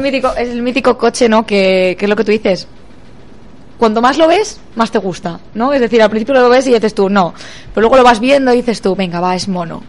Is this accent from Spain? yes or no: yes; Pontevedra, Galicia, Spain; yo soy de Pontevedra